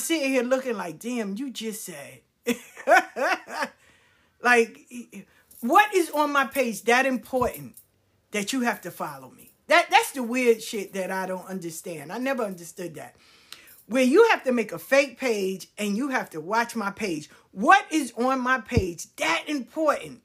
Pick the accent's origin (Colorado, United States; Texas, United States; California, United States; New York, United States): New York, United States; New York City; I grew up in South Jamaica